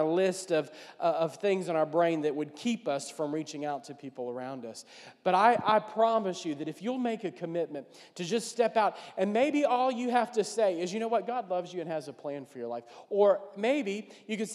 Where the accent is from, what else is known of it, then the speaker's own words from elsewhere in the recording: New Orleans, Louisiana, United States; I'm from New Orleans